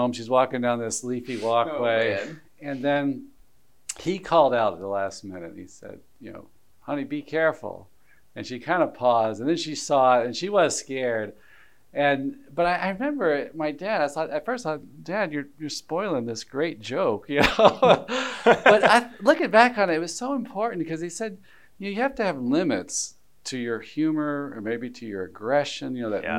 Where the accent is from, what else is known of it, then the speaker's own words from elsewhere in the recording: Alabama, United States; I grew up in Alabama